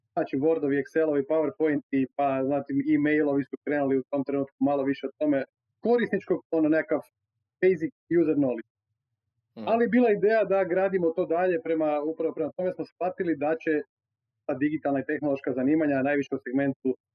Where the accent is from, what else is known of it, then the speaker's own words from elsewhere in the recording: Croatia; kod nas u Hrvatskoj 110% mladih može besplatno studirati